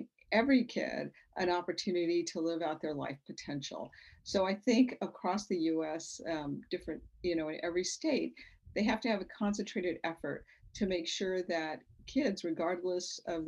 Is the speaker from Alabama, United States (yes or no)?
no; Las Cruces, New Mexico, United States; also born or lived in Ellsworth Air Force Base, South Dakota; my journey from the streets of Las Cruces, New Mexico, also being a Girl Scout, all the way to becoming a rocket scientist